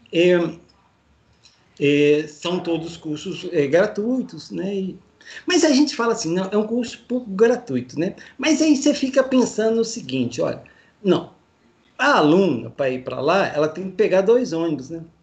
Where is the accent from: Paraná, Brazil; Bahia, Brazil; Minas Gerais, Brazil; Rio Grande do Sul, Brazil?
Minas Gerais, Brazil; Eu, eu sou de Minas, né?